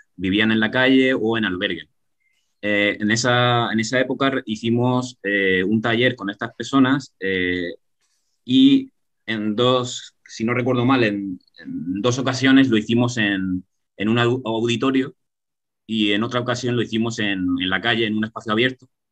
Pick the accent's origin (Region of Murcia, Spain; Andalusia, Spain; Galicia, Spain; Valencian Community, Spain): Region of Murcia, Spain; Que somos, que somos muy murcianos en el taller, que somos muy murcianos